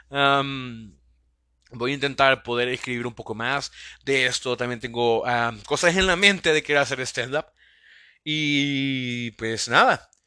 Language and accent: Spanish; El Salvador; Soy un, salvadoreño idiota que tiene este sueño de poder crear una pequeña comunidad a base de sus podcasts